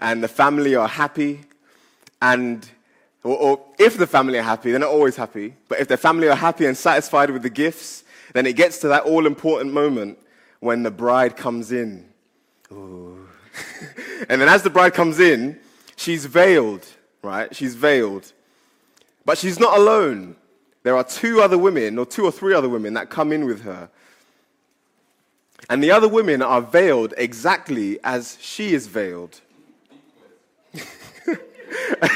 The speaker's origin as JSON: {"language": "English", "country": "Ghana", "said": "I'm from Ghana. And because I'm from Ghana, we have two weddings"}